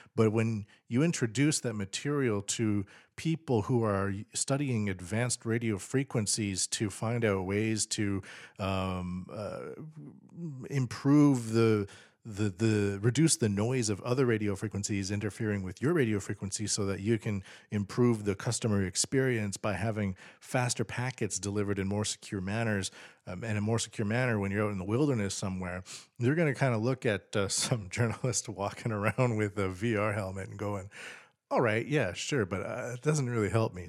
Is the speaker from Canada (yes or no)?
yes; Canada; now in Tokyo, Japan; as a Canadian